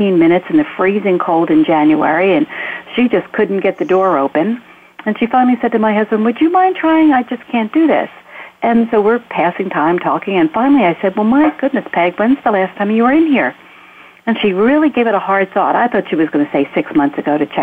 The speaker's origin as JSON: {"language": "English", "town": "Philadelphia", "region": "Pennsylvania", "country": "United States", "tie": "born or raised there", "lives_now": "Gettysburg, United States", "said": "I grew up in Philadelphia"}